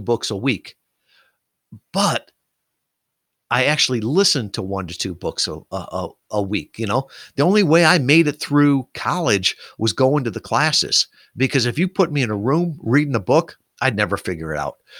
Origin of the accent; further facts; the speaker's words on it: Kalamazoo, Michigan, United States; here in my hometown of Kalamazoo, Michigan